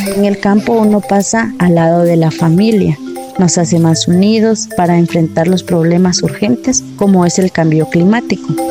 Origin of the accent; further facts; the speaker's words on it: La Unión, Zacapa, Guatemala; Soy originaria de la Unión Zacapa, Guatemala.